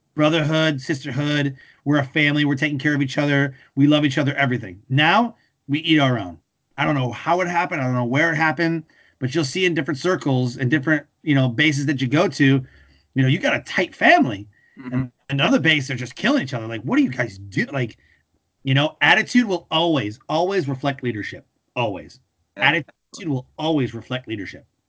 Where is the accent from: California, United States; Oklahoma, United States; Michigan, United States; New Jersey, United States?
Michigan, United States; Detroit; moved away; also born or lived in North Carolina; I grew up in Detroit around cars.